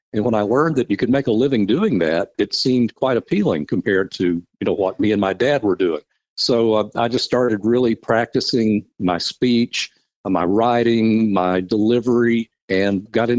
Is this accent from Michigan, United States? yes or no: no; Chattanooga, Tennessee, United States; growing up in the Chattanooga area, I was familiar with the radio stations and a lot of the DJs.